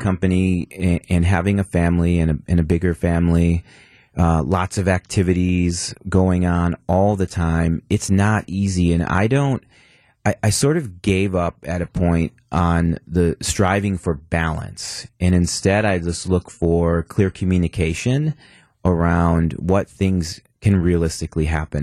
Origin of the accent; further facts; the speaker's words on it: Milwaukee, Wisconsin, United States; born and raised in Milwaukee, M P S grad